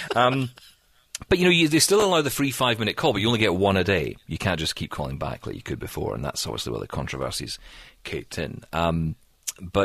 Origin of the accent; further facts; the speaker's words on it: Scotland, United Kingdom; I'm Scottish